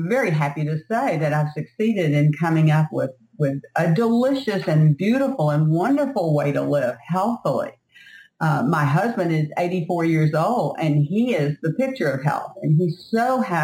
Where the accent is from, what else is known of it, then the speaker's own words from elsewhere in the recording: South Louisiana, United States; I grew up in South Louisiana